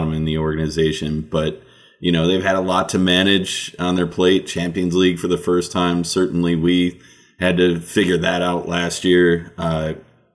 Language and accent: English; United States; I'm American